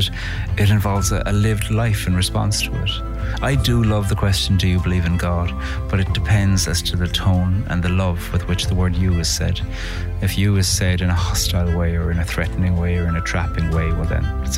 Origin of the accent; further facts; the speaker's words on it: Carrigaline, Munster, Ireland; I grew up in Cork in a village called Carrigaline, about 10 miles outside Cork City